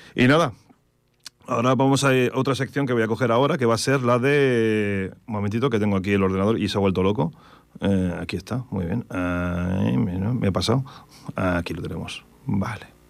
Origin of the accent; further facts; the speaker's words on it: Terrassa, Catalonia, Spain; Yo soy de Tarrasa